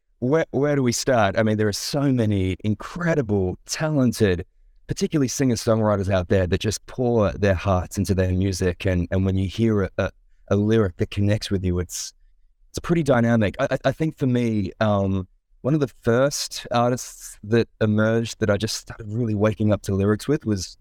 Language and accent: English; Adelaide, South Australia, Australia; I'm now based in Adelaide, South Australia. So I have returned to my hometown, returned to the roots.